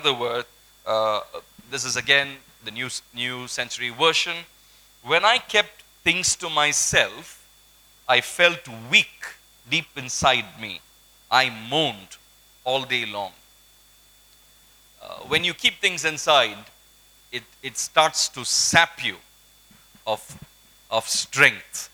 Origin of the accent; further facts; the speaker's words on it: Kolkata, West Bengal, India; I grew up in Kolkata